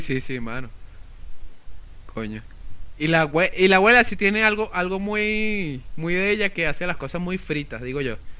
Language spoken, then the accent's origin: Spanish; Gocho, Venezuelan Andes, Venezuela; accent: gocho; yo soy gocho